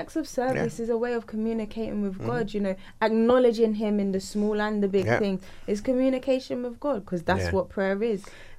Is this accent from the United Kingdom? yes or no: yes; London, United Kingdom; accent: South London; with my South London accent.